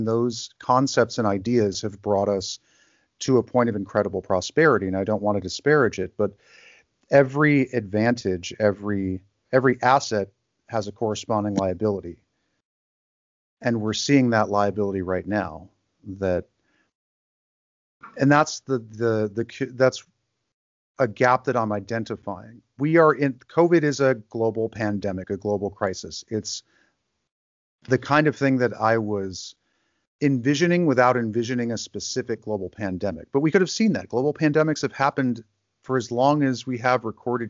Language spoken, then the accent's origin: English; Grand Rapids, Michigan, United States; moved away as an adult; also born or lived in Mexico City / Los Angeles / New York; my hometown is Grand Rapids, Michigan, and I'm living there now